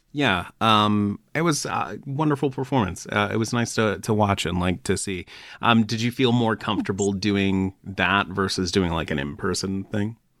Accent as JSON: {"language": "English", "region": "Florida", "country": "United States", "tie": "born or raised there", "moved": "yes", "said": "I grew up in Florida and like leaving Florida was one of the best things I ever did"}